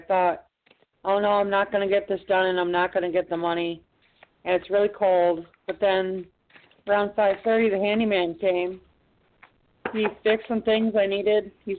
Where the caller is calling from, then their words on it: Binghamton, New York, United States; I come from Binghamton, New York.